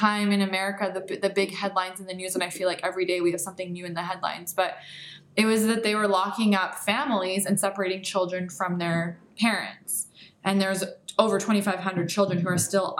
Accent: Canada; also born or lived in Iran (parents); now in United States; So I was born in Canada. My parents are from Iran, as you mentioned. I've always identified myself as Canadian

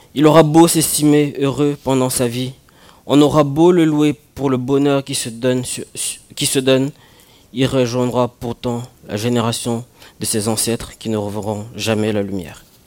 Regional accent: Cameroon; moved away; quand j'étais au Cameroun

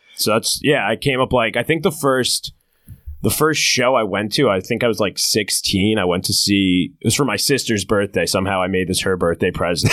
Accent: New Jersey shore, United States; I grew up in New Jersey

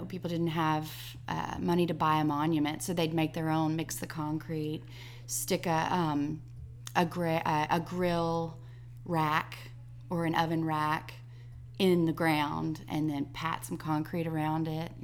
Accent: Enterprise, Alabama, United States; also born or lived in Ohio / Birmingham, Alabama; I'm from Enterprise, which is where I'm teaching

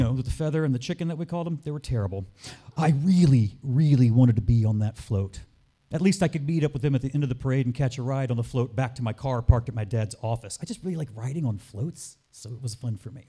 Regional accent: Ocean Springs, Mississippi, United States; my hometown of Ocean Springs, Mississippi

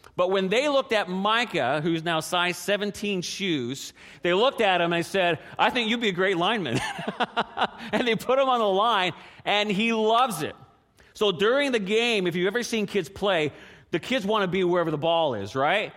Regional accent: Canada; how many restaurants my hometown had? One

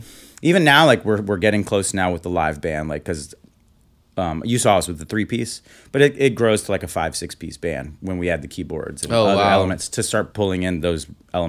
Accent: Houston, Texas, United States; also born or lived in New York / San Francisco; now in Austin, United States; I grew up in Houston.

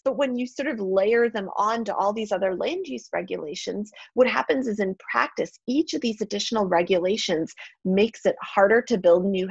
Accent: Milwaukee, Wisconsin, United States; I'm from Milwaukee, Wisconsin

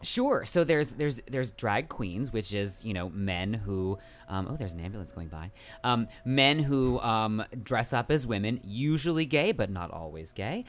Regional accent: San Francisco Bay Area, California, United States; moved away as an adult; now in New York, United States; I'm originally from the San Francisco Bay Area

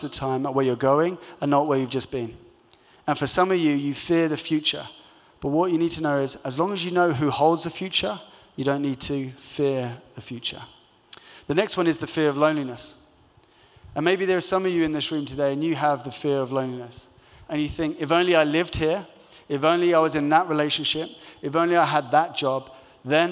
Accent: London, United Kingdom; growing up in London

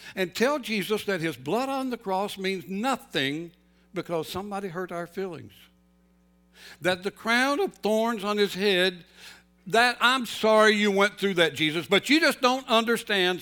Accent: North Carolina, United States; moved away; I grew up in North Carolina

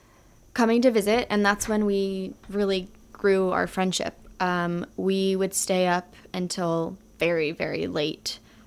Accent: San Diego, California, United States; also born or lived in Modesto / Los Angeles; I grew up in San Diego. So when I was about two, my parents moved to LA and then to San Diego.

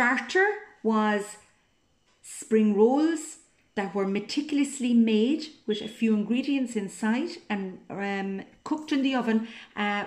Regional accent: Cork, Munster, Ireland; I'm from Cork in Southern Ireland. I was born and reared on a dairy farm next to the iconic Blarney Stone

